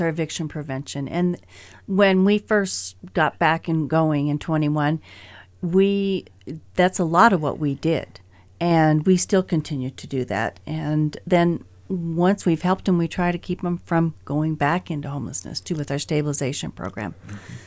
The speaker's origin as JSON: {"language": "English", "town": "Great Falls", "region": "Montana", "country": "United States", "tie": "born or raised there", "said": "I was raised here in Great Falls."}